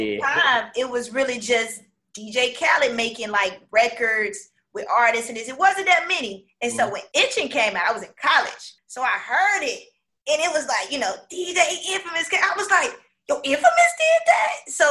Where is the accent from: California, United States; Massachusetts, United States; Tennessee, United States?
Tennessee, United States; Memphis; also born or lived in Lithonia; I grew up in Memphis and in Lithonia, out east.